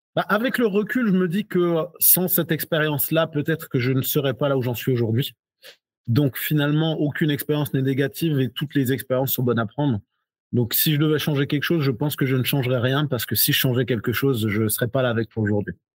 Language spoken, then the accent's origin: French; Alsace, Grand Est, France; also born or lived in Guadeloupe; j'ai grandi en Alsace